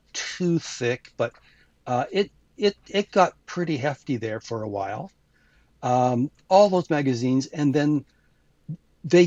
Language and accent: English; Canada; being a Canadian